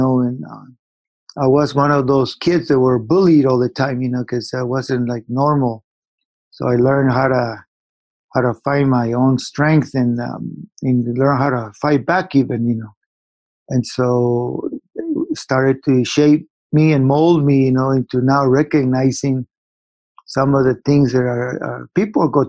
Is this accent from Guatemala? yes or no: yes; Guatemala; I was born in Guatemala, and I grew up in a war time